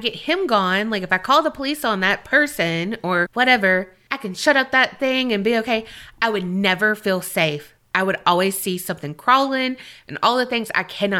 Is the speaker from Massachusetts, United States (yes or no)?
yes; Blackstone, Massachusetts, United States; This story actually happened in my hometown of Blackstone, Massachusetts.